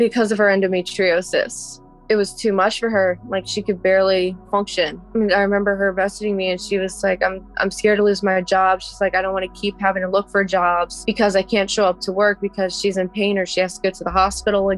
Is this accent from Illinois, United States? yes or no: no; Fredericksburg, Virginia, United States; I'm 29 years old and I'm from Fredericksburg, Virginia